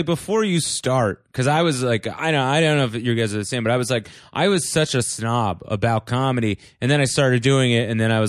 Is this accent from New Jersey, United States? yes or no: yes; Bloomfield, New Jersey, United States; I grew up in North Jersey.